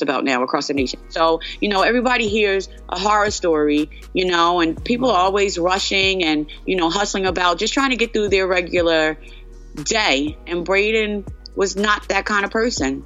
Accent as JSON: {"language": "English", "town": "Asbury Park", "region": "New Jersey", "country": "United States", "tie": "born or raised there", "said": "I'm born and raised in Asbury Park"}